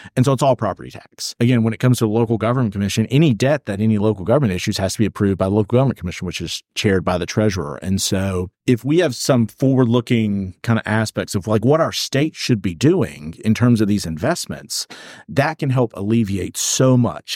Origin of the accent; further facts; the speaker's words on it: Alexander County, North Carolina, United States; also born or lived in Charlotte, North Carolina; I grew up in Alexander and Ironhill County